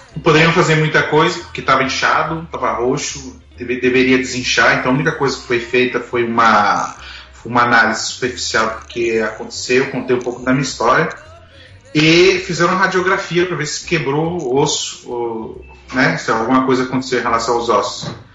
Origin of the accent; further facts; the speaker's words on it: Brasília, Federal District, Brazil; moved away as an adult; now in Canada; Nós somos de Brasília. É, viemos para o Canadá no ano de 2008